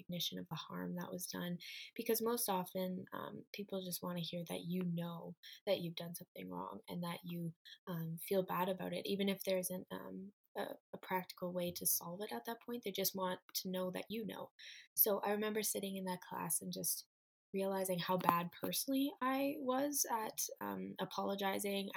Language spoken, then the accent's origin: English; Waterloo, Ontario, Canada; I am from Waterloo, Ontario, Canada, and I am a 20-year-old student